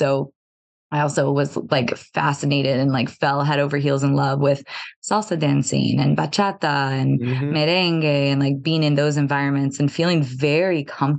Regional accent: Indianapolis, Indiana, United States; I'm not raised in the culture. I was born here in Indianapolis, Indiana, in the United States

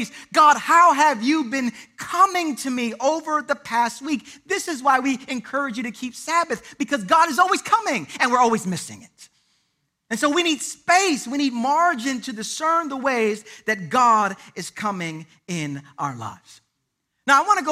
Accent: Puerto Rico; I'm Puerto Rican

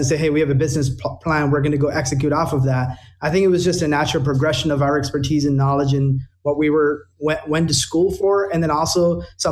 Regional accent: India; now in United States; I was born and raised in India

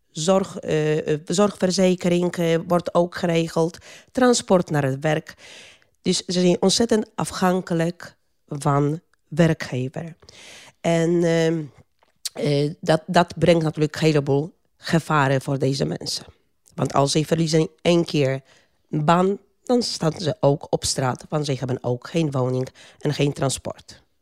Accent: Poland; Dutch is a second language; now in Netherlands; Eh, ik kom uit Polen. Ik ben al 30 jaar in Nederland.

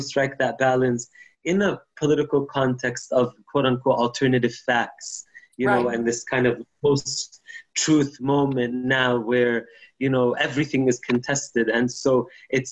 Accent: Palestine; moved away as an adult; I grew up in Palestine

